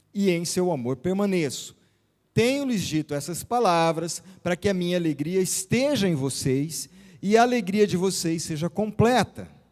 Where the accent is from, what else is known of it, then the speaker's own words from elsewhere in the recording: Araçatuba, São Paulo, Brazil; moved away as an adult; now in São José do Rio Preto, Brazil; Nós nascemos, eu, quando falo nós, eu e a Vilma, e os meninos nascemos em Araçatuba e ficamos ali quase toda a vida, né? Quase 50 anos ali